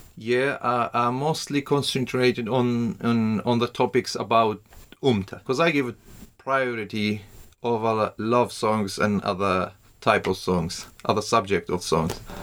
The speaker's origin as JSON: {"language": "English", "country": "Iraq", "tie": "born or raised there", "also_born_or_lived": "Iran / Shaqlawa, Iraq / Saladin, Iraq / Ankara, Turkey", "said": "I was born in uh, Iran in uh, 85. I'm originally from Iraq, but before I was born, my, my family was uh, they were refugees in Iran, and we came back in '91"}